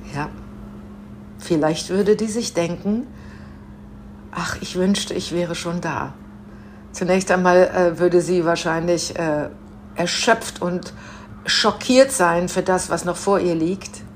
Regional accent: Münster, North Rhine-Westphalia, Germany; ich bin in Münster aufgewachsen, äh, sehr katholische Stadt

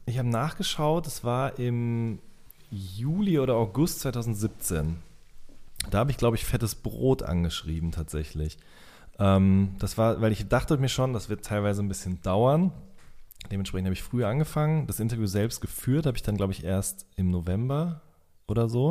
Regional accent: Hagen, North Rhine-Westphalia, Germany; bei der Westfalenpost in äh, Hagen und Limburg, wo ich herkomme

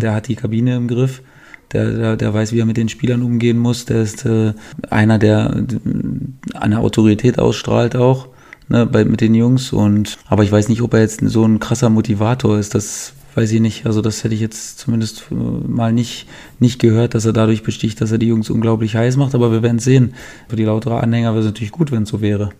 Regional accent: Germany; Als, als, Deutscher

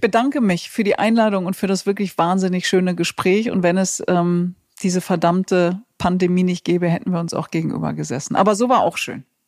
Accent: Germany; ich komme doch aus Deutschland.

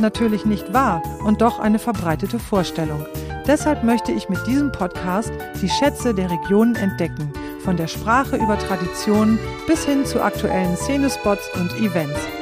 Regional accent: East Frisia, Lower Saxony, Germany; Ich bin ja selbst auch in Ostfriesland aufgewachsen

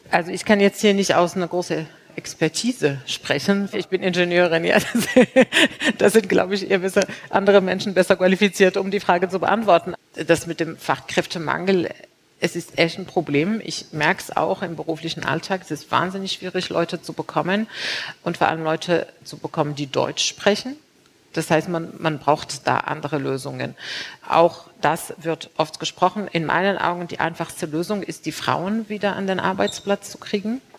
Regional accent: Morocco; born there; also born or lived in China; nicht nur als Frau, sondern als gebürtige Marokkanerin, die natürlich auch überall äh, gelebt hat.

